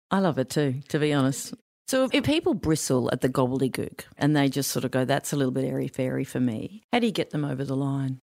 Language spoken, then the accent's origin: English; Queensland, Australia; I grew up in Queensland